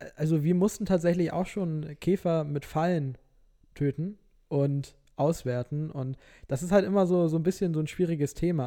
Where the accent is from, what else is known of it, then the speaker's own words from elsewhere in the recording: Norderstedt, Schleswig-Holstein, Germany; also born or lived in Hamburg; now in Lüneburg, Germany; also ich komme ja eigentlich aus Norderstedt